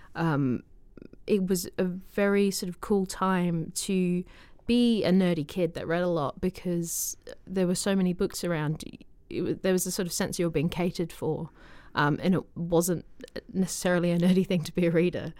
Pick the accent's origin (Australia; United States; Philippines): Australia; moved away; I'm from Australia